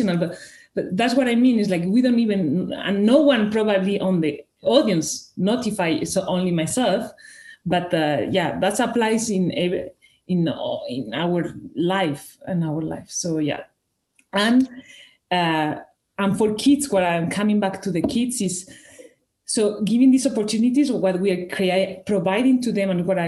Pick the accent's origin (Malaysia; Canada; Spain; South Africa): Spain; first language Spanish; English is a second language; moved away as an adult; now in Switzerland; I'm originally from Spain with Italian and Greek roots. I've been working and living in Switzerland since 2012